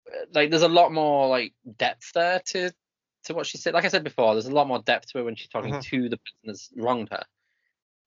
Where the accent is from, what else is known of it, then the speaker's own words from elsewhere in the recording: United Kingdom; because obviously I grew up around, like, being British